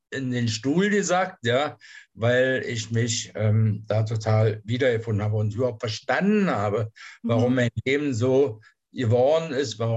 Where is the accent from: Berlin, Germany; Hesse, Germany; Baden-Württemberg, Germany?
Berlin, Germany; born there; moved away as an adult; now in Kassel, Germany; wohne in der Nähe von Kassel, hm. äh, bin geboren in Berlin, in der Charité, bin 1986 äh, in den Westen abgeschoben worden, lebe seitdem hier